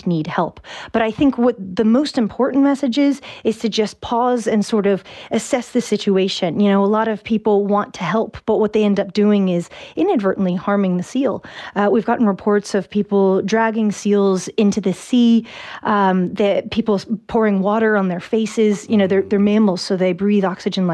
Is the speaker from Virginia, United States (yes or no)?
yes; Virginia, United States; moved away as an adult; now in Ireland; I'm from Virginia. I've been living here for about 6 years, and I have not picked up an Irish accent